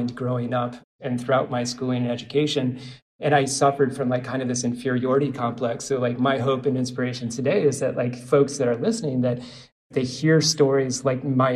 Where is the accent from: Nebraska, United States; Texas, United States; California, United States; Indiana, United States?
Nebraska, United States; Omaha; now in St. Petersburg, United States; I am from Omaha